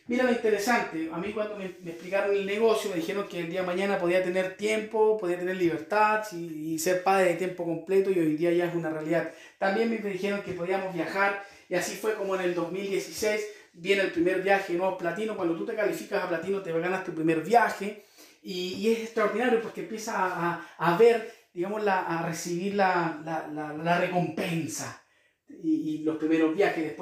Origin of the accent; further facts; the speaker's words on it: Concepción, Biobío, Chile; also born or lived in Quirihue; now in Temuco, Chile; hace ya 10 años que vivo acá en Temuco en este momento, soy de la ciudad de Concepción, ahí me crié, nací en Quirigüe, ¿sí? un pueblito a la costa de Chillán